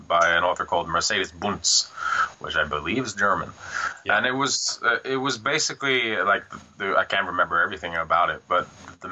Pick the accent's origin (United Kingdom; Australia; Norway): Norway; moved away as an adult; also born or lived in Kristiansand; now in Bergen, Norway; I was living in Fossen, my hometown, during that period.